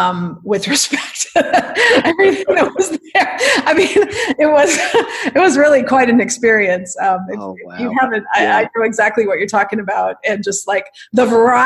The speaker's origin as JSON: {"language": "English", "town": "Newport Beach", "region": "California", "country": "United States", "tie": "born or raised there", "moved": "as an adult", "lives_now": "Isla Mujeres, Mexico", "said": "we grew up in Newport Beach."}